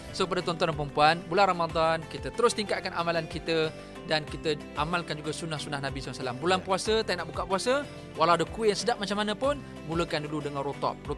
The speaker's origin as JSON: {"language": "Malay", "town": "Ceras", "region": "Selangor", "country": "Malaysia", "said": "Saya daripada Ceras."}